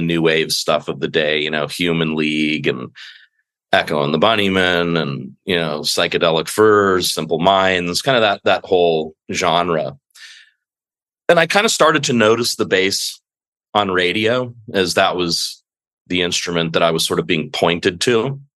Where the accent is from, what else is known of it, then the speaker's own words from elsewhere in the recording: Los Angeles, California, United States; also born or lived in Santa Monica; I'm a local native of Los Angeles. I was born in Santa Monica and raised in West